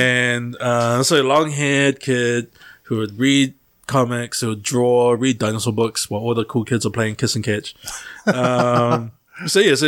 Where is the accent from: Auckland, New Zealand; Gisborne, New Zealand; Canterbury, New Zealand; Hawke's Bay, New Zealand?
Auckland, New Zealand; growing up in South Auckland